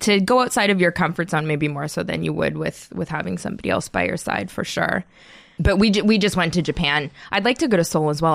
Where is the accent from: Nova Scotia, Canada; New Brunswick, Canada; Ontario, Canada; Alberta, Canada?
Ontario, Canada; Toronto; moved away; also born or lived in Montreal; I am from North York, and then I went to school in Montreal